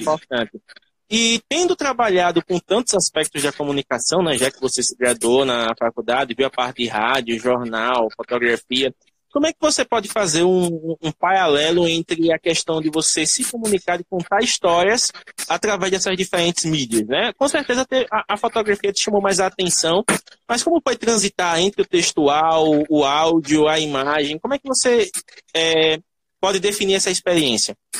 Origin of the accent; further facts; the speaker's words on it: Northeast Region, Brazil; sou do Nordeste